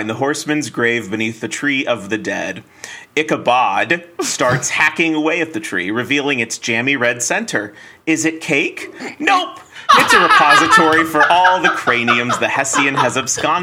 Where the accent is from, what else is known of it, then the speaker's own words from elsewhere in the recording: South Carolina, United States; growing up in South Carolina